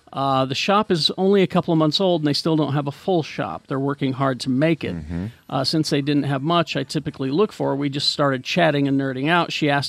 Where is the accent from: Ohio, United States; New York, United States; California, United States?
Ohio, United States; Akron; I'm from Akron, Ohio.